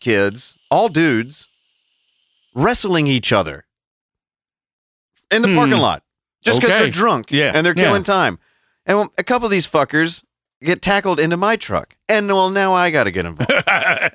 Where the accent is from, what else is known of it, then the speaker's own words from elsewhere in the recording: Atlanta, Georgia, United States; I'm from here. Like, I was born and raised in the Atlanta area